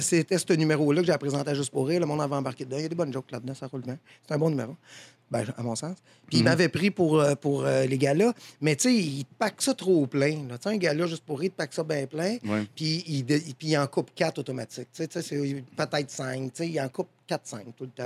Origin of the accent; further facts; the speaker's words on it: Saint-Blaise, Quebec, Canada; c'était à Saint-Blaise, je viens de Saint-Blaise, un petit village